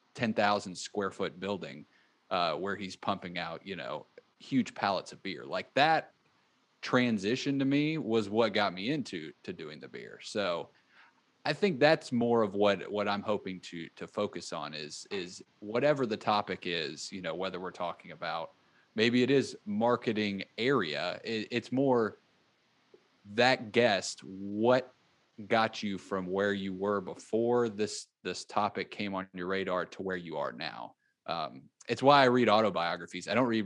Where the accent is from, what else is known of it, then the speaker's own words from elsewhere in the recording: Florida, United States; born there; also born or lived in Texas / Mississippi; I was born in Florida. I moved to Texas and lived there for a while.